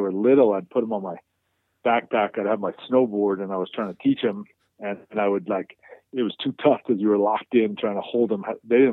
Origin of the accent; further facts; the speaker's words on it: Chicago, Illinois, United States; moved away as an adult; also born or lived in upstate New York; now in Wyoming, United States; I grew up in Chicago. I went to school in upstate New York